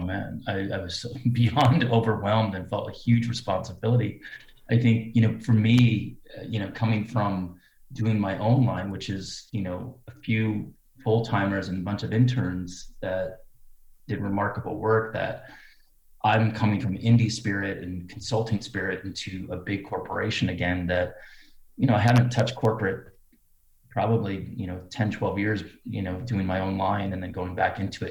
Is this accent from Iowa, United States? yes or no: yes; Cedar Rapids, Iowa, United States; growing up in a, well, not necessarily a small town, but uh, let's say a humble town in Cedar Rapids, Iowa